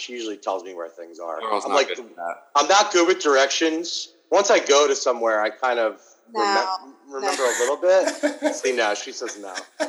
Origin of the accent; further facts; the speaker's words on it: California, United States; So, we're from California.